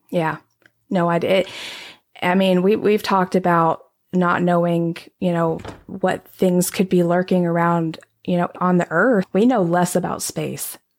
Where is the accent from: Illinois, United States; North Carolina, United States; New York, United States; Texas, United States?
Texas, United States; I'm from Texas